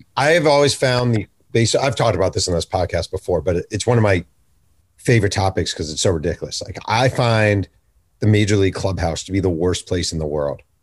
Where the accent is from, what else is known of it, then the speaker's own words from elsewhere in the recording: New York, United States; now in Orange County, California, United States; I'm from New York, but we live in Orange County in California